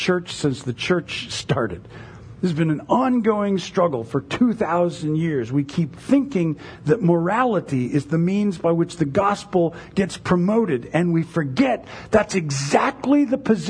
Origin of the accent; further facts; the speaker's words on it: United States; American evangelicals